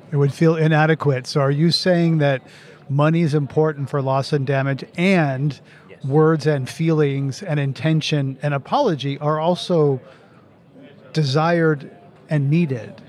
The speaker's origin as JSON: {"language": "English", "country": "United States", "said": "as an American"}